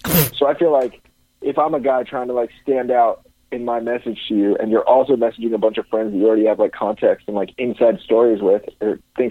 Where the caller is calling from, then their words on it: California, United States; Currently Northern California.